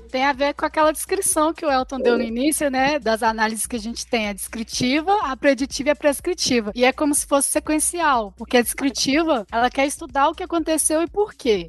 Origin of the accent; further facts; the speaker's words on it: Belo Horizonte, Minas Gerais, Brazil; Eu sou aqui de Belo Horizonte, né? De Minas Gerais